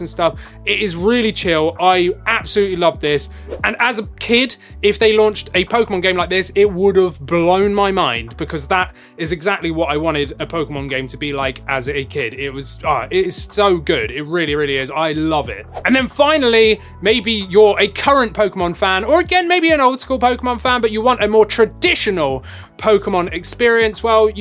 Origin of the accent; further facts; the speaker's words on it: England, United Kingdom; I'm English